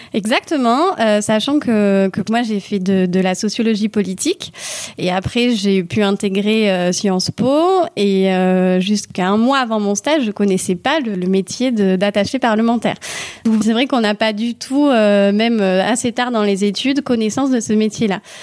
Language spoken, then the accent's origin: French; Toulouse, Occitania, France; also born or lived in Manville, Haute-Garonne; j'ai 33 ans, je viens de euh, Toulouse et donc je vis à Manville, euh, une commune rurale euh, d'Occitanie et plus précisément de Haute-Garonne.